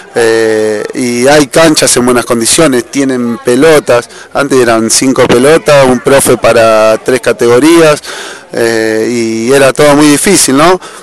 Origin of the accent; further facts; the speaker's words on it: Santa Fe, Argentina; moved away; De Santa Fe.